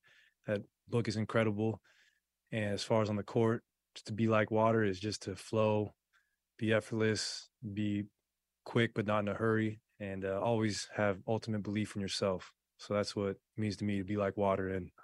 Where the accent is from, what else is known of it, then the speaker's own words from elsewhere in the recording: Portland, Oregon, United States; I fell in love with the game growing up in Portland, so it's going to mean the world to me.